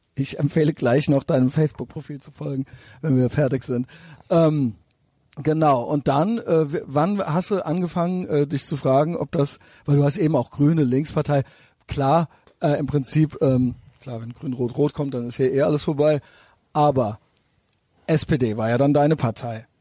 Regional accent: Cologne, North Rhine-Westphalia, Germany; ich selber als Kölner

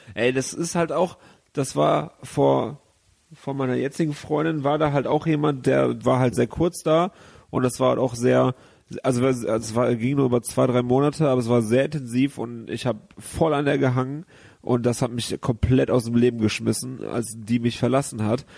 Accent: Gummersbach, North Rhine-Westphalia, Germany; moved away as an adult; now in Cologne, Germany; ich bin halt in der Kleinstadt da aufgewachsen und da bin ich nie groß rausgekommen

